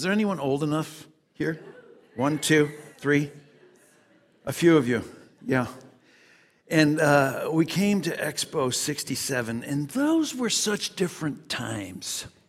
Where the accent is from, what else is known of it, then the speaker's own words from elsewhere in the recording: United States; Oh, so good to be here in Montreal. Yes. We come here from Chicago, and we're here seeking to learn.